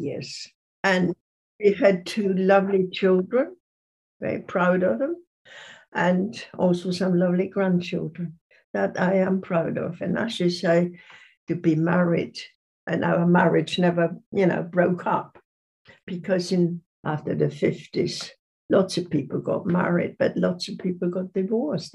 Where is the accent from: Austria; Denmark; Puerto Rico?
Austria; moved away as an adult; now in England; it's a lovely, lovely country where I come from